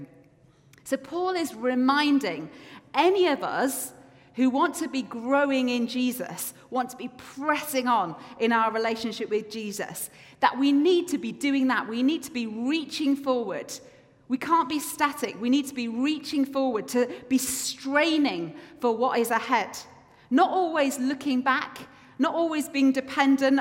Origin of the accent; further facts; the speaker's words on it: England, United Kingdom; moved away as an adult; now in Scotland, United Kingdom; as an English person